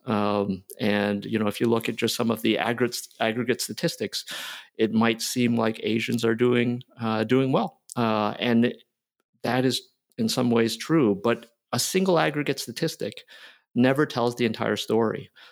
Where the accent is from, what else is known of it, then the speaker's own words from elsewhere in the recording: near Toronto, Ontario, Canada; moved away; also born or lived in Philadelphia, United States; I was born in Philly. I grew up in Canada near Toronto